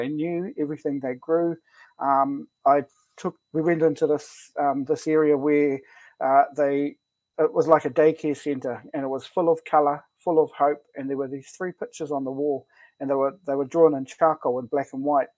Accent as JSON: {"language": "English", "town": "Tauranga", "region": "Bay of Plenty", "country": "New Zealand", "tie": "born or raised there", "said": "I grew up around my nan in Koro, so I was born in Tauranga, grew up around my nan in Koro"}